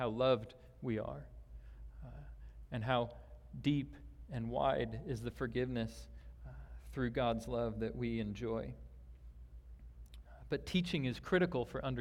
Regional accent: Omaha, Nebraska, United States; moved away; I grew up back in Omaha, Nebraska

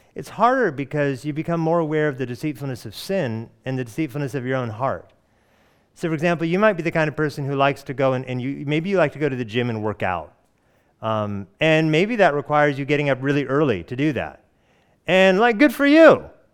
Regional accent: Hawaii, United States; born there; I was born in Hawaii, and I didn't know that.

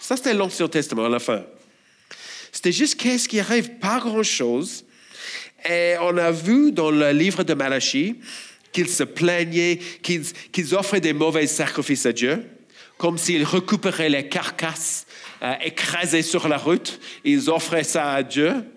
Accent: Australia; French is a second language; moved away as an adult; Je suis australien, et si vous avez du mal à comprendre mon accent, bon, désolé, je n'ai pas d'autre

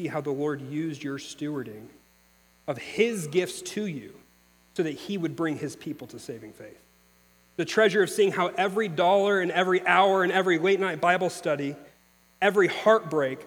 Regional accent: Missouri, United States; moved away; I'm from Missouri

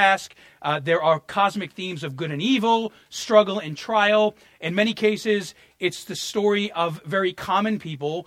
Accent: New York, United States; as a New Yorker

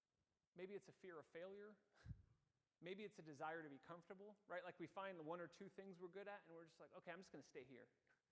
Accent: California, United States; moved away as an adult; As a teenager, I grew up in California mostly

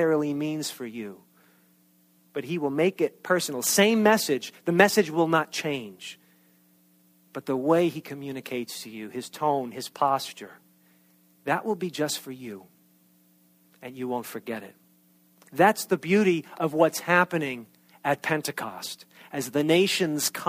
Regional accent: New York, United States; accent: New York; moved away as an adult; that thick New York accent. And I have not lived in New York since I was 18 years old.

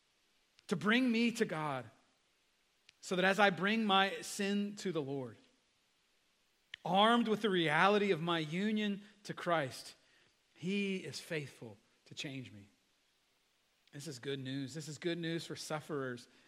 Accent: United States; as an American

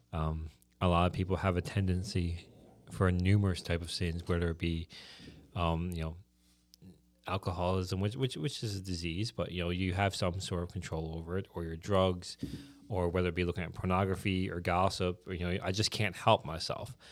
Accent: the Bay, Newfoundland and Labrador, Canada; I'm from the Bay

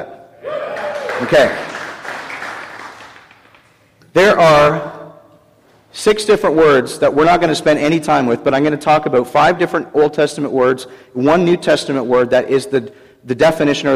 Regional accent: Canada; I'm from Canada

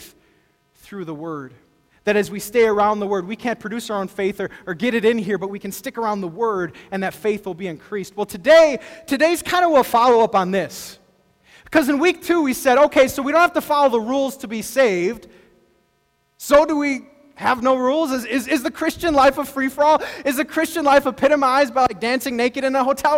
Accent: El Paso, Texas, United States; I grew up in El Paso, Texas

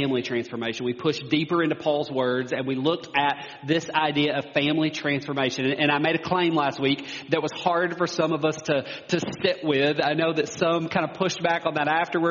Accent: United States; as American Christians

